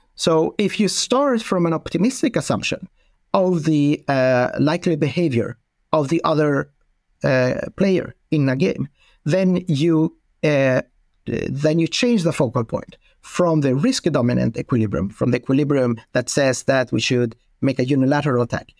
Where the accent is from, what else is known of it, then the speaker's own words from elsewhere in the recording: Sweden; I'm from Sweden